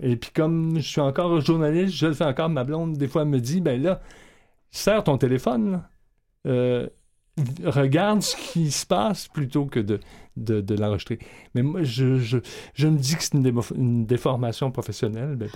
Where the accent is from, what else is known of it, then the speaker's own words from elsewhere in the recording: Hull, Quebec, Canada; now in Montreal, Canada; natif de Hull, mais j'habite à Montréal depuis